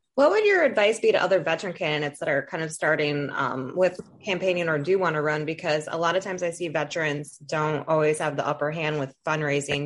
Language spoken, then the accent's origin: English; Toledo, Ohio, United States; moved away; I'm from Toledo. I don't live in Toledo anymore